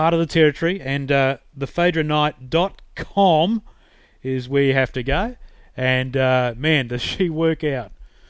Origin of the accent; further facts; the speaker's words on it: Queensland, Australia; I was born in Queensland